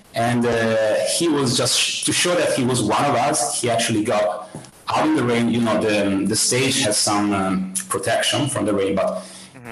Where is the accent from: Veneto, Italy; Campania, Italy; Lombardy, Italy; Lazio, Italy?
Lombardy, Italy; near Milan; English is a second language; also born or lived in Dublin; I grew up here in, um, it's a small city close to Milan. It's a sort of suburb of, uh, of Milan